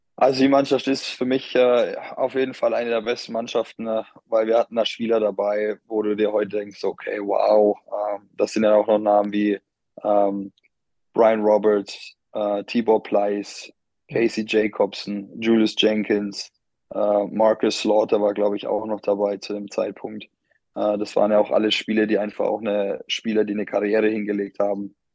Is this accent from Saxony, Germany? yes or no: no; Bamberg, Bavaria, Germany; moved away as an adult; also born or lived in Bonn; ich bin Oberfranke